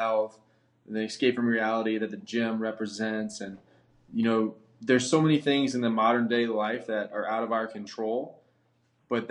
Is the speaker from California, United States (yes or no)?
no; Louisiana, United States; now in Tampa Bay area, United States; I'm from Louisiana